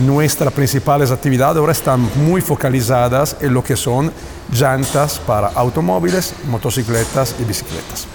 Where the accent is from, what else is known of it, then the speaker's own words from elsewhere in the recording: Italy; Spanish is a second language; moved away as an adult; now in Mexico; yo soy italiano, yo, estoy en México desde hace el 2005